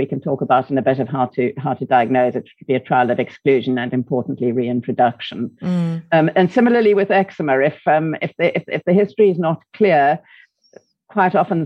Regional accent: South Africa; accent: South African; moved away as an adult; now in United Kingdom; From my South African accent, you can probably hear that I didn't come from the UK originally

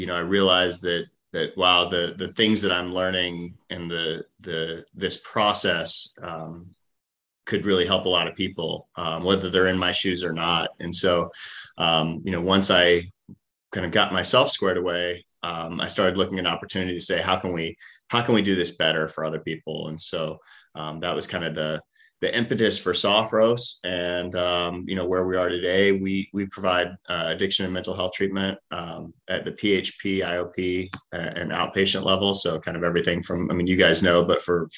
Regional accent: Jacksonville, Florida, United States; moved away as an adult; also born or lived in West Point, New York / Stanford, California; So I grew up here in Jacksonville, Jacksonville native.

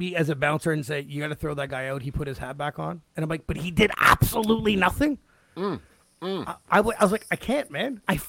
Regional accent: Canada; I'm from Canada.

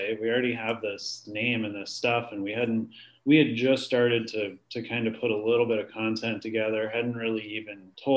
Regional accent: Canton, Ohio, United States; we're headquartered out of Canton, Ohio. That's where I'm from

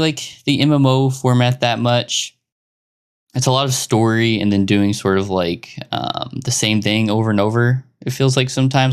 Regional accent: Arkansas, United States; I come from Arkansas, United States.

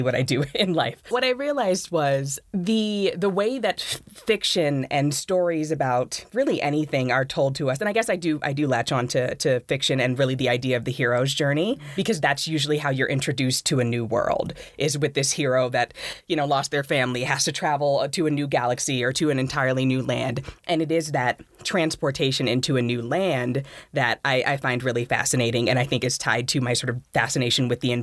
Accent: Los Angeles, California, United States; moved away as an adult; also born or lived in Florida; now in Boulder, United States; my experiences growing up in South Central, formerly South Central, now Central Los Angeles

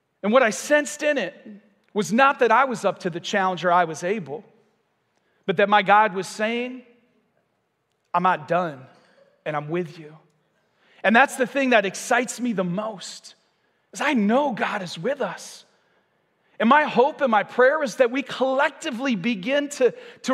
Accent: Michigan, United States; moved away as an adult; now in Vero Beach, United States; I'm from Michigan, and so we were part of a church there for about 14 years

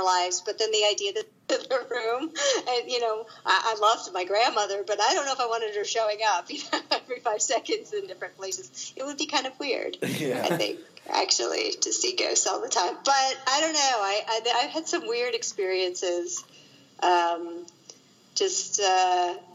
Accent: Virginia, United States; I grew up in Virginia in an area that was basically a big Civil War battleground

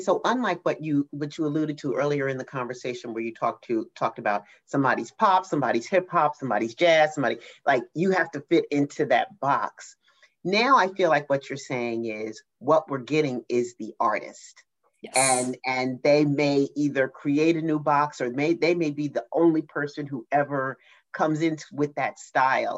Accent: New Jersey, United States; I'm from New Jersey

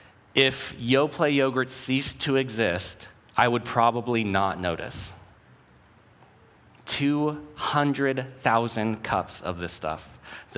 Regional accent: Oregon City, Oregon, United States; I grew up in Oregon City, a mile from where this career doing yogurt started

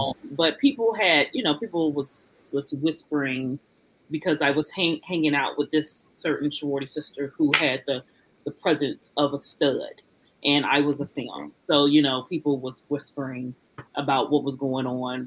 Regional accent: Washington, District of Columbia, United States; moved away as an adult; also born or lived in Florida / Tuscaloosa, Alabama; now in Atlanta, United States; my hometown, Washington, D.C.

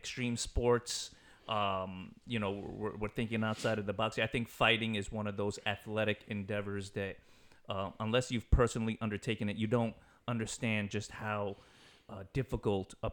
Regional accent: New York, United States; growing up in New York, you had to like the Rangers, the Yankees, the Knicks

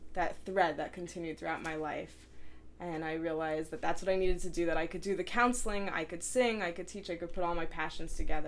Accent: New Jersey, United States; now in Cincinnati, United States; I'm from New Jersey.

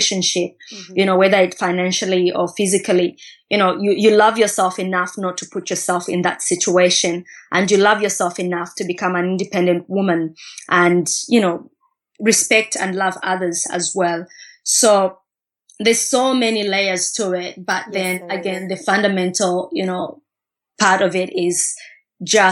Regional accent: Katete, Eastern Province, Zambia; growing up in Katete

